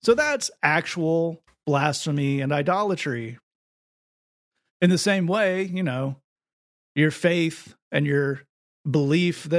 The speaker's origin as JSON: {"language": "English", "region": "the South", "country": "United States", "said": "I'm a male. I'm from the South"}